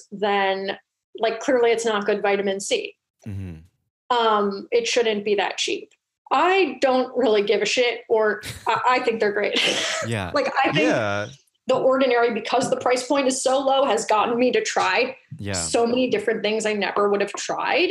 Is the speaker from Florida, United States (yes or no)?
no; California, United States; I was raised in California